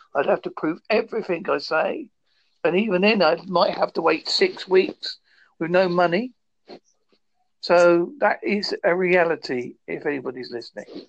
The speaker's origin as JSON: {"language": "English", "town": "Holsworthy", "region": "South West England", "country": "United Kingdom", "said": "I am from Holsworthy, in Devon, United Kingdom."}